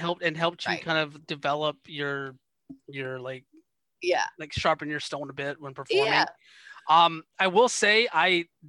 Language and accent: English; Georgia, United States; it reminded me of where I grew up in Georgia.